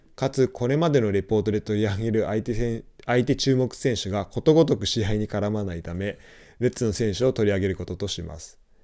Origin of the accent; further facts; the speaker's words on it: Numazu, Shizuoka, Japan; 僕も沼津で生まれた